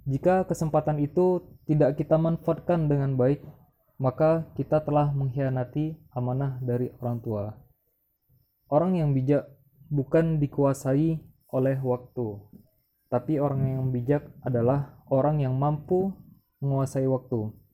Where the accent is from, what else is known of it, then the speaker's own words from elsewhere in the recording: Riau, Indonesia; now in Yogyakarta, Indonesia; Alhamdulillah ketika saya sampai di Yogyakarta memang sangat berbeda di kampung halaman saya di Riau.